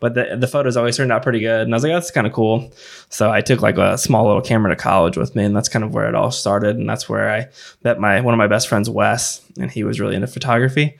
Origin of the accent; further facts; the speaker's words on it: Festus, Missouri, United States; also born or lived in Jacksonville, Illinois; Main and Mill Brewing Company in Festus. So it's my hometown